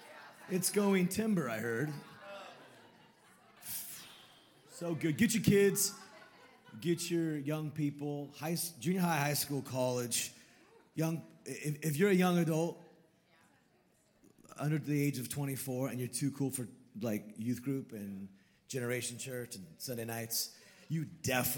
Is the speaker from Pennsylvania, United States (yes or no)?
no; Sonoma, California, United States; Born and raised in Sonoma, California.